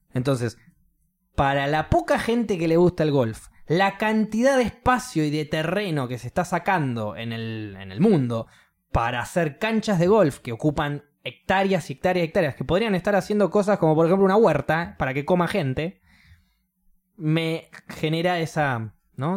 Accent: Argentina; yo soy de Argentina

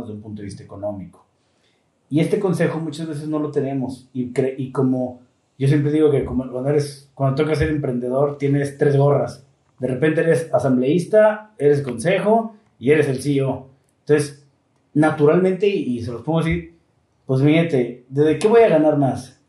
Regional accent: Mexico; como mexicanos fallamos muchísimo

